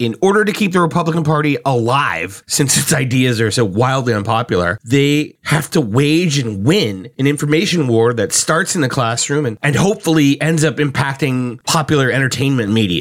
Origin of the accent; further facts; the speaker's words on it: Florida, United States; I grew up in Florida